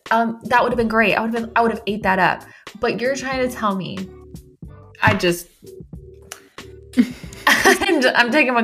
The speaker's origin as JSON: {"language": "English", "region": "the South", "country": "United States", "said": "I'm from the South"}